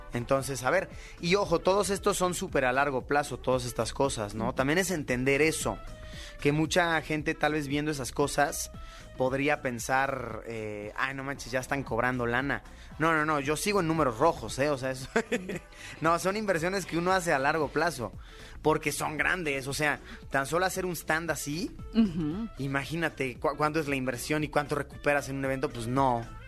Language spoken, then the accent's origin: Spanish; Mexico; I'm a YouTuber from Mexico